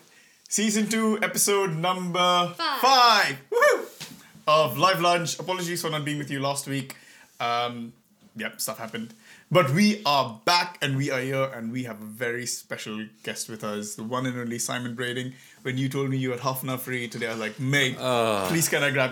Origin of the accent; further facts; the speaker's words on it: India; because I came over from India, you know